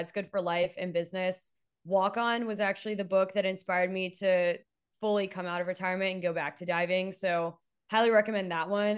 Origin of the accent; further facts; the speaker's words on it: Texas, United States; I'm from Texas